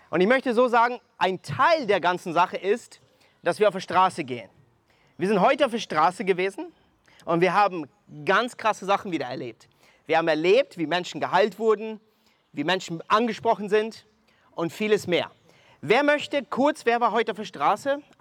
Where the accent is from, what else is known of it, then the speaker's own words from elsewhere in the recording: Mexico; now in Germany; ich komme ursprünglich aus Mexiko, wohne seit 19 Jahren in Deutschland